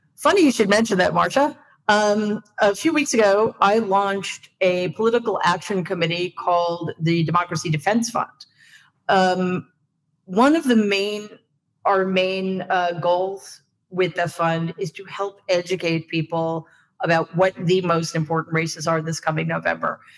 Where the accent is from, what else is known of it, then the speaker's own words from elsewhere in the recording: New York, United States; I'm a New Yorker, so I have tendency to speak quickly